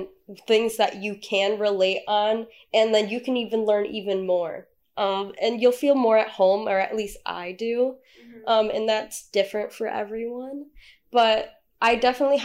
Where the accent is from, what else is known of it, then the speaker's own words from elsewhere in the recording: Michigan, United States; I was born here in Michigan. I only live about an hour away from MSU